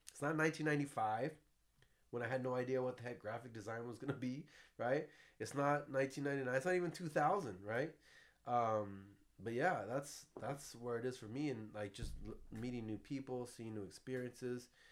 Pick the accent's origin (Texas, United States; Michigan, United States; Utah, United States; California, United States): California, United States; San Jose; also born or lived in Florida; I grew up here in San Jose, California, Bay Area, Silicon Valley